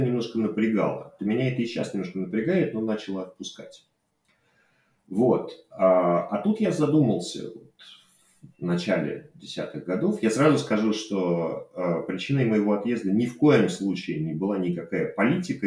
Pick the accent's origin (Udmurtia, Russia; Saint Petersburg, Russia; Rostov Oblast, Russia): Saint Petersburg, Russia; moved away as an adult; also born or lived in Moscow; now in Barcelona, Spain; я родился и вырос в Ленинграде